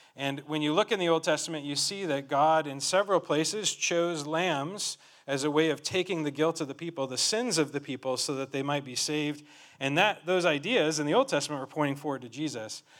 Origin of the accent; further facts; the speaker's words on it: Colorado, United States; moved away as an adult; now in Cameroon; I grew up in Colorado